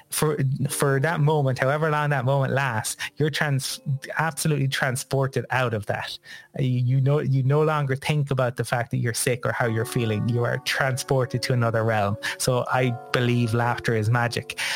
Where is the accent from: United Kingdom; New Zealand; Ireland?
Ireland; growing up in Ireland